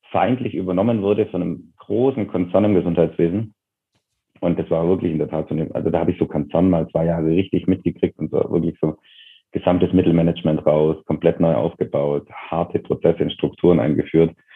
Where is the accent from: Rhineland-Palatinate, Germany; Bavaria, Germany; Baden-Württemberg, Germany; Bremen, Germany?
Bavaria, Germany; Total so, ja. Genau. Also auf einem Dorf, auch heute noch irgendwie 700, 800 Einwohner.